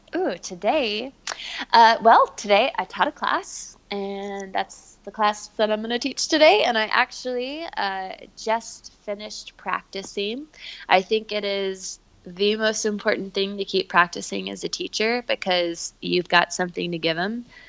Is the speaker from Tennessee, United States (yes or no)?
yes; Memphis, Tennessee, United States; moved away as an adult; my parents still live in my hometown, Memphis